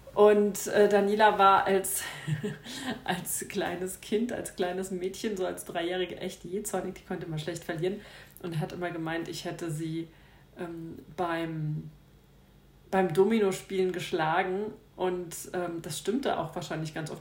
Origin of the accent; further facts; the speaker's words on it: Frankfurt area, Hesse, Germany; also born or lived in Upper Bavaria; now in Munich, Germany; ich komme aber eigentlich aus dem Frankfurter Raum